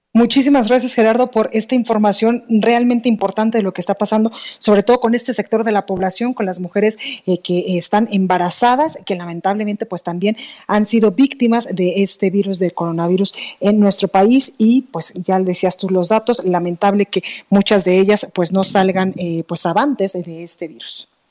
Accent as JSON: {"language": "Spanish", "town": "Guadalajara", "region": "Jalisco", "country": "Mexico", "also_born_or_lived": "Mexico City", "moved": "yes", "said": "en Guadalajara, Jalisco, en mi tierra"}